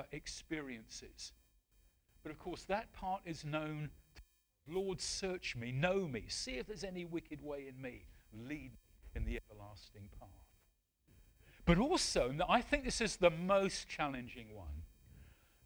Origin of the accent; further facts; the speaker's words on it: Wales, United Kingdom; also born or lived in Medway Towns / West Sussex / New Forest; now in Portishead, United Kingdom; I'm a Welshman.